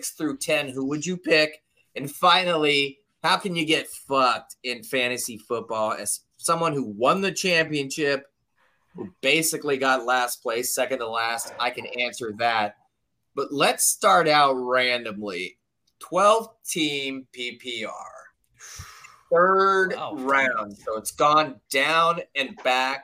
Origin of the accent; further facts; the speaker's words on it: Southern California, United States; now in Tennessee, United States; I am originally from Southern California